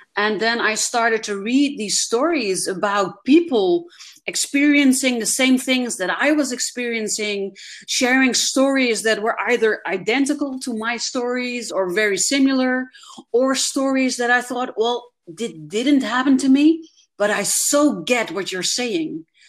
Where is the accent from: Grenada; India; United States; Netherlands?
Netherlands; I'm actually from the Netherlands and not Germany